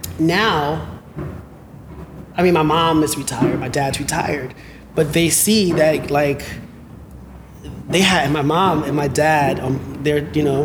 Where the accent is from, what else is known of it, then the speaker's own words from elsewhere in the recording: Bronx, New York, United States; Because I'm, I'm from the Bronx. That's not normal. Bronx, Harlem, a town guy. So, and I'm a person of color.